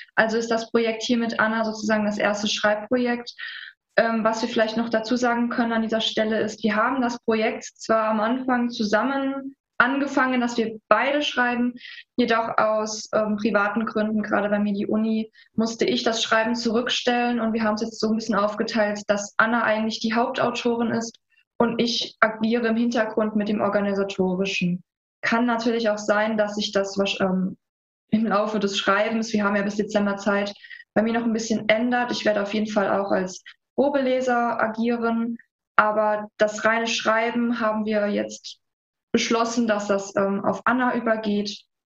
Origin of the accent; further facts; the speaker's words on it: Saarland, Germany; wir sind beide Saarländer.